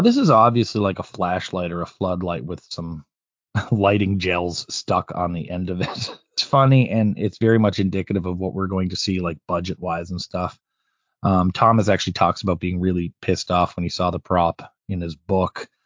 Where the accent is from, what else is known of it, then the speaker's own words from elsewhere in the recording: Canada; being Canadian